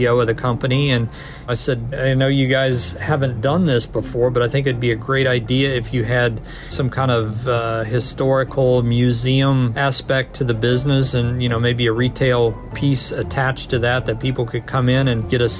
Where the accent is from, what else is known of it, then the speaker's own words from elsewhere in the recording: Kansas City, Missouri, United States; moved away as an adult; now in Connecticut, United States; I'm actually from Kansas City